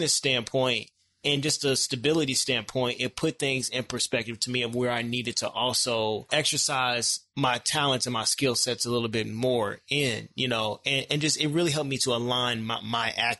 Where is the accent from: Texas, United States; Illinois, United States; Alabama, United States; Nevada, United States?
Illinois, United States; Decatur; now in Chicago, United States; I'm from Decatur, Illinois. It's a very small town.